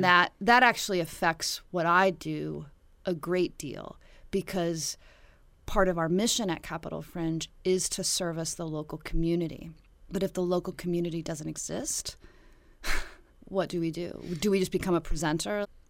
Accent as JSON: {"language": "English", "town": "Dillon", "region": "Montana", "country": "United States", "tie": "born or raised there", "moved": "yes", "lives_now": "Washington, D.C., United States", "said": "I grew up in Dillon, Montana"}